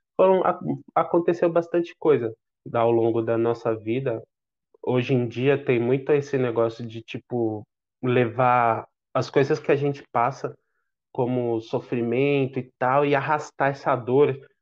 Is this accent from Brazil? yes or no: yes; São Paulo, Brazil; Nasci no Hospital São Paulo, me acompanhei minha saúde até depois de adolescente no Hospital São Paulo